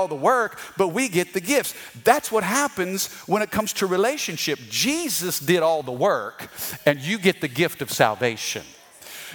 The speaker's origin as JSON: {"language": "English", "region": "Missouri", "country": "United States", "said": "I'm from the Midwest. I'm from the state of Missouri."}